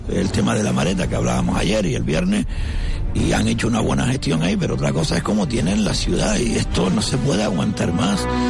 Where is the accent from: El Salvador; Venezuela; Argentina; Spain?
Spain; Telde, Canary Islands; soy de Telde